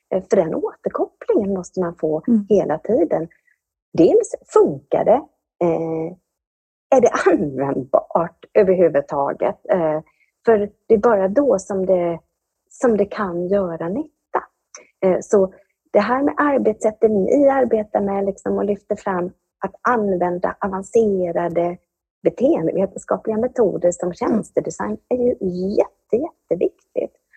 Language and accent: Swedish; Anderstorp, Jönköping County, Sweden; Jag kommer från Anderstorp i Småland